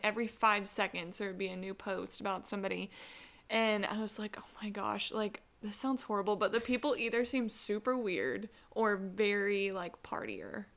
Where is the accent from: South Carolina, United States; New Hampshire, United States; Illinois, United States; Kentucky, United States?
South Carolina, United States; Columbia; I'm from Columbia, South Carolina